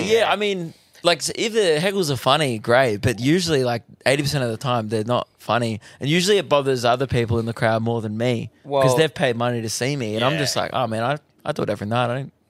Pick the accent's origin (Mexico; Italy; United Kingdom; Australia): Australia; Melbourne, Victoria; I'm from Melbourne.